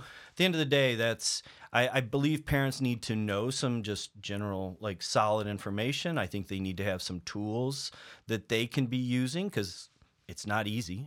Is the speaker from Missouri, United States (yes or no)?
yes; Table Rock Lake, Missouri, United States; moved away; I grew up on Table Rock Lake